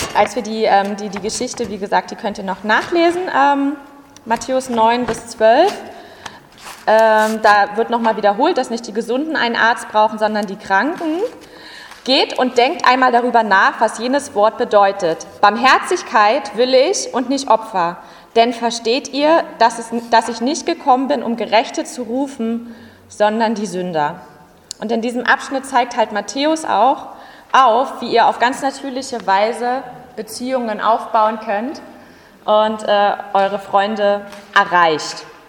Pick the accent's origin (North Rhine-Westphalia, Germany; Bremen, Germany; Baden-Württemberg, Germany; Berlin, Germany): Berlin, Germany; Ich bin Urberliner, ich komme auch aus Ostberlin